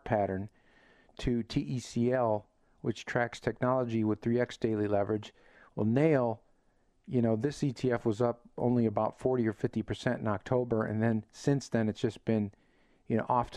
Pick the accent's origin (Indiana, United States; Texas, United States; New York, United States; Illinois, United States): Illinois, United States; Chicago; I'm from Chicago